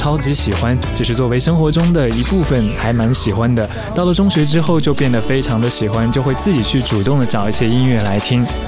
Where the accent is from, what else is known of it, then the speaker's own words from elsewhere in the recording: Japan; first language English; Chinese is a second language; 因为我一直都是国际学校接受英文教育，所以讲英文对于我来说比较习惯。那我在日本长大，两种语言都通，也就没有什么障碍。